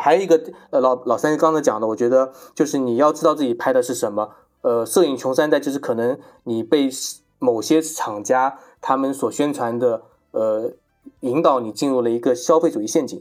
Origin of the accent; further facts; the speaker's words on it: China; 我们中国人